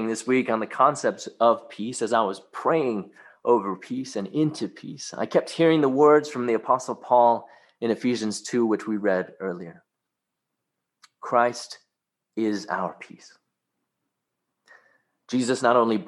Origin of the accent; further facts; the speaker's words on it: Hong Kong; moved away; When I was a kid growing up in Hong Kong, going to Sunday school at a Baptist church